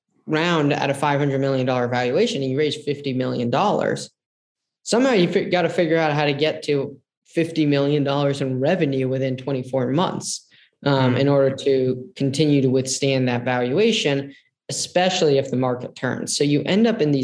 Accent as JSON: {"language": "English", "area": "Silicon Valley", "region": "California", "country": "United States", "tie": "born or raised there", "said": "I grew up in Silicon Valley"}